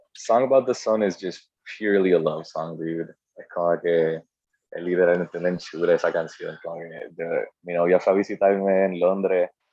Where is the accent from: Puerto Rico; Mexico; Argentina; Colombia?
Puerto Rico; Aunque yo había nacido aquí, o sea, para mí yo como que no, yo soy puertorriqueño